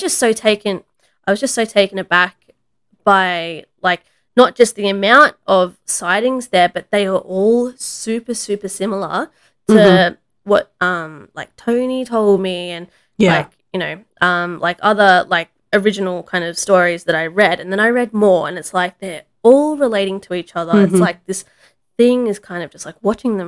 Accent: the Blue Mountains, New South Wales, Australia; my hometown in the mountains

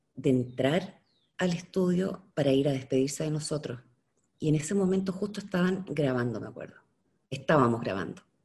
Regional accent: Chile

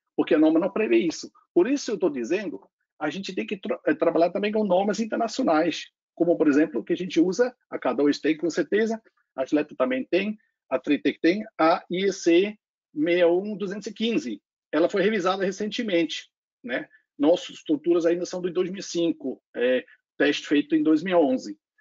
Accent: Switzerland; accent: foreign; Portuguese is a second language; moved away as an adult; now in Brazil; também tem um sotaque estrangeiro. Eu veio muito próximo onde Martin também nasceu, acho que alguns alguns quilometrinhos, né? É da Suíça. Eu nasci lá no perto do da fronteira da a, em, em, fato, eu nasci na fronteira da Áustria com a Alemanha, tem um lago lá chamado Bodensee, Lago Constanz

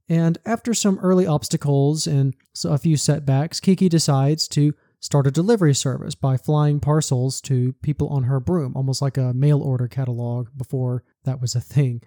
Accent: southern US, United States; accent: southern; I'm born and raised in the southern U S. I also work here. You can probably tell that from my accent

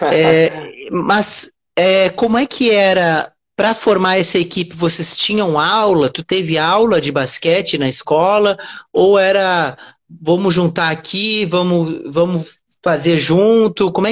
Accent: Uruguaiana, Rio Grande do Sul, Brazil; also born or lived in Porto Alegre; now in Rio de Janeiro, Brazil; eu moro no Rio de Janeiro hoje, né? Mas eu sou ah. gaúcho, ah. eu sou

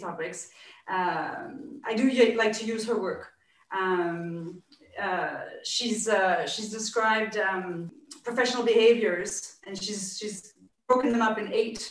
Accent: Canada; now in France; as a Canadian living in France

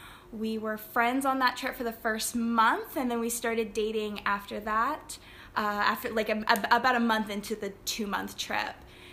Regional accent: Flintstone, Georgia, United States; moved away as an adult; now in Barbados; I am originally from Flintstone, Georgia, close to Chattanooga, Tennessee. I'm in Barbados now. I've been here since October last year

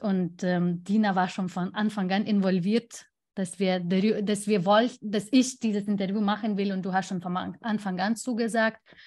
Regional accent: Lithuania; German is a second language; moved away; mein Heimatland

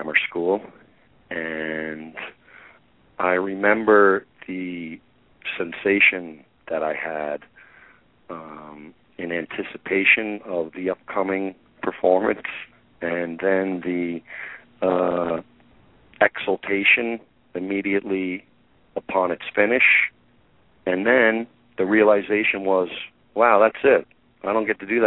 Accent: New York City, New York, United States; I was born in the Bronx

